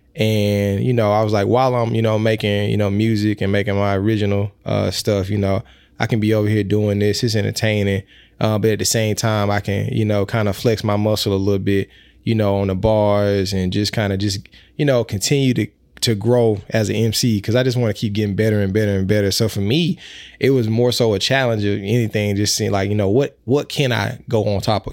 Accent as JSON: {"language": "English", "region": "Mississippi", "country": "United States", "said": "I am from Mississippi"}